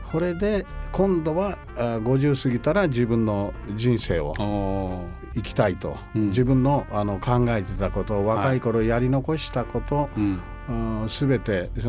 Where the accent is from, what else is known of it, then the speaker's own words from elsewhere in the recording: Kansai, Japan; moved away as an adult; also born or lived in Kagoshima; now in New York, United States; 九州なんですが、はい、あの鹿児島生まれで、うん、鹿児島生まれの関西育ち